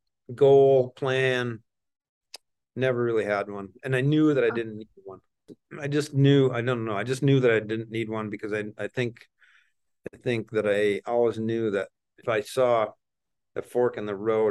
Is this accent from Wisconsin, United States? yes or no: yes; Wisconsin, United States; Small town, small farm. I don't know, medium sized farm back there.